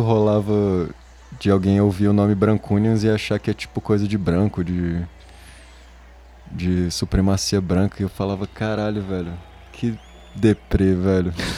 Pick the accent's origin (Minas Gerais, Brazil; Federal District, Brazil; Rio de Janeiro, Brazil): Federal District, Brazil; Brasília; moved away; also born or lived in Manchester; eu sou de Brasília